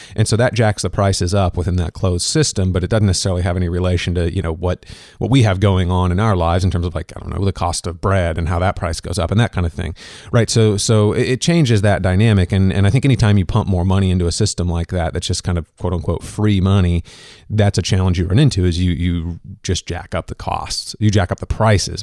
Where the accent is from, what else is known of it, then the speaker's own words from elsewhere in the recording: Kansas, United States; also born or lived in Minnesota; I'm from Kansas